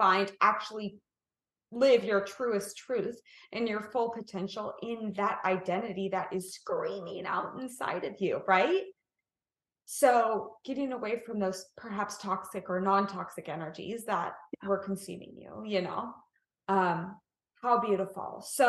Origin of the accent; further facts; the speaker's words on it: Kansas City, Missouri, United States; now in California, United States; Ah, I'm a Midwest girl too. I'm a Kansas City girl.